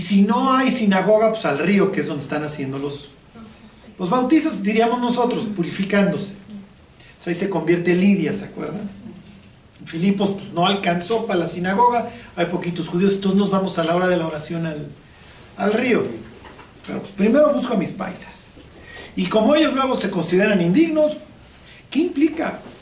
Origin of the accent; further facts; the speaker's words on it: Chilango, Mexico City, Mexico; yo soy chilango